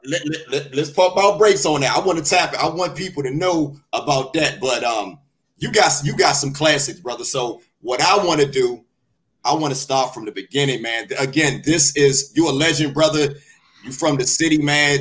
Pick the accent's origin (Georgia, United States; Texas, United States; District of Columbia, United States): District of Columbia, United States; Washington; my hometown of Washington, D.C.